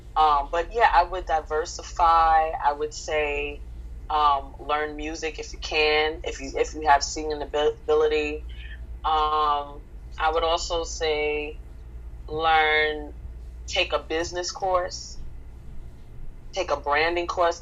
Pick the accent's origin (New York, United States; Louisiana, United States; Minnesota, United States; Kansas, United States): New York, United States; New York City; I grew up in the 1980s in the South Bronx, 163rd Third Avenue